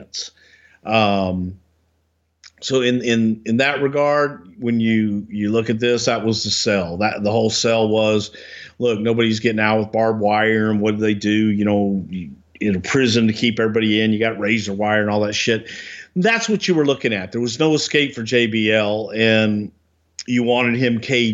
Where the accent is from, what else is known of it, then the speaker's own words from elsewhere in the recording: Texas, United States; growing up in the South and in Texas